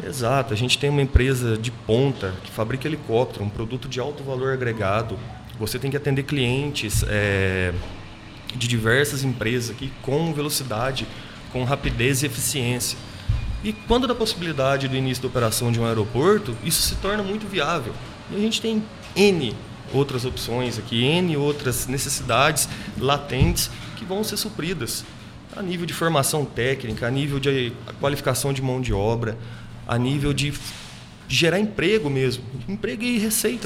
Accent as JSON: {"language": "Portuguese", "town": "Cristina", "region": "Minas Gerais", "country": "Brazil", "tie": "born or raised there", "moved": "yes", "lives_now": "Itajubá, Brazil", "said": "Sou natural de Cristina, nasci no sítio. Faz uns 14 anos que eu moro aqui em Itajubá."}